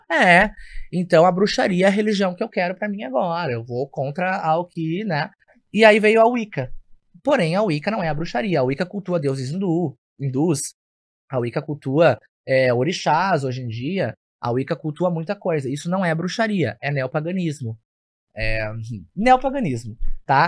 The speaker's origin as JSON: {"language": "Portuguese", "town": "Porto Alegre", "region": "Rio Grande do Sul", "country": "Brazil", "tie": "born or raised there", "said": "Eu sou natural de Porto Alegre"}